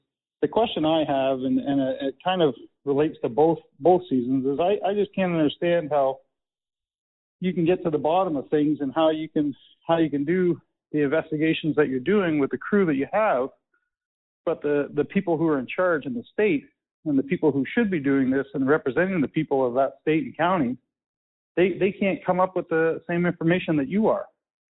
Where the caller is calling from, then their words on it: London, Ontario, Canada; I'm calling from London, Ontario, Canada.